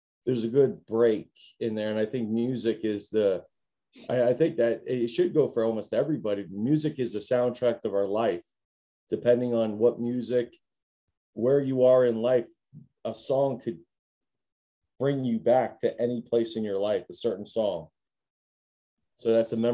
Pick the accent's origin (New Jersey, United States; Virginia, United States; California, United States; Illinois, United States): New Jersey, United States; moved away as an adult; I was born in New Jersey. I come from New Jersey.